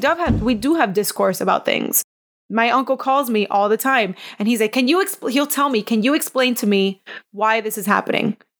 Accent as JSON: {"language": "English", "town": "Miami", "region": "Florida", "country": "United States", "tie": "born or raised there", "moved": "as an adult", "lives_now": "Sarasota, United States", "said": "when I grew up in Miami"}